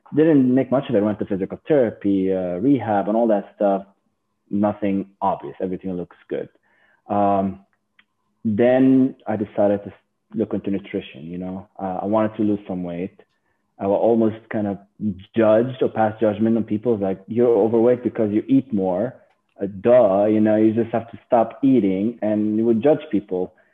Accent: Lebanon; moved away as an adult; now in United States; I was born and raised in Lebanon

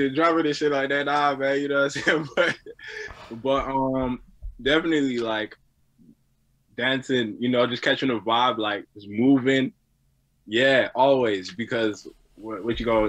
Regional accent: Brossard, Quebec, Canada; also born or lived in Greenfield Park / Montreal; I'm born on the island of Montreal because that's where the hospital was at. I was always on the south side

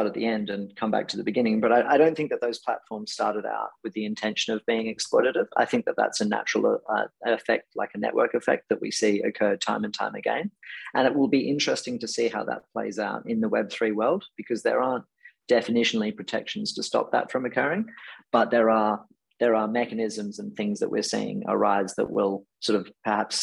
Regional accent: Perth, Western Australia, Australia; I was born in Perth.

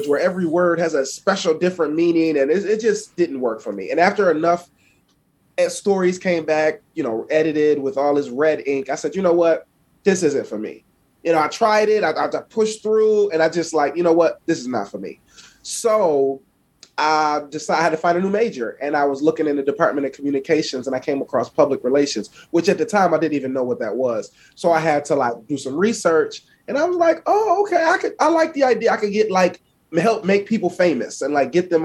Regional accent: Buffalo, New York, United States; I'm from Buffalo, New York. I grew up on the east side of Buffalo

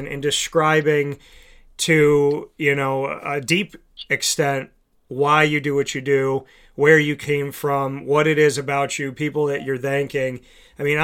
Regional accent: Syracuse, New York, United States; coming up to my hometown and getting to rep my hometown

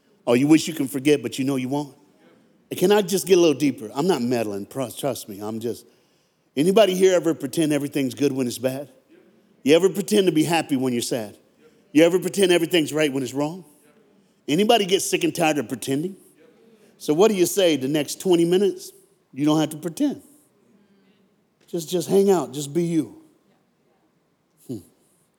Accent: United States; from America.

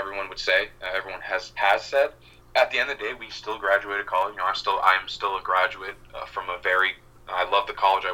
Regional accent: Massachusetts, United States; my hometown where I grew up. So it's like, it's really funny how, you know, just being a super small town in Massachusetts

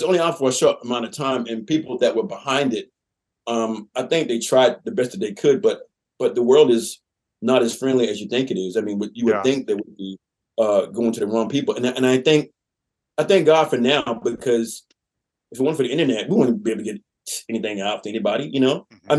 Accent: the South, United States; I'm from the South. We got to start from the South.

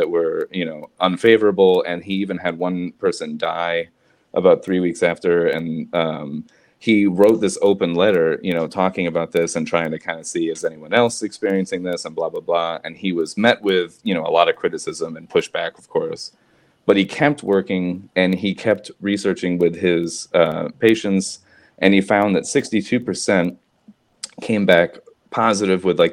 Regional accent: Florida, United States; I grew up in Florida

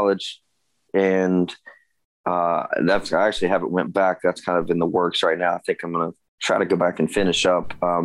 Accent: Gastonia, North Carolina, United States; I was born and raised here in North Carolina, right outside of Charlotte. Gastonia is the actual town

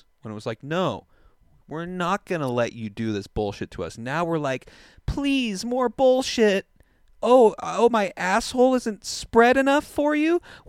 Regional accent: Portland, Oregon, United States; I'm from Portland.

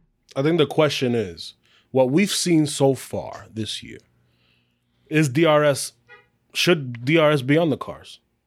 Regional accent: United States; we're all, you know, we're Americans.

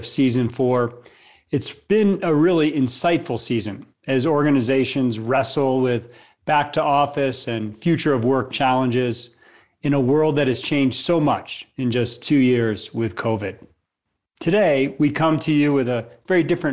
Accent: Louisville, Colorado, United States; My hometown of Louisville, Colorado

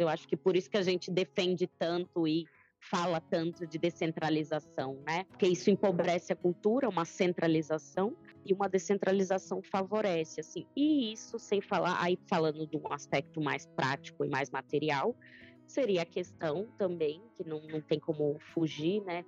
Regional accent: São Mateus, Espírito Santo, Brazil; venho de uma cidade pequena, né? Eu sou do norte do Espírito Santo, é, uma cidade chamada São Mateus

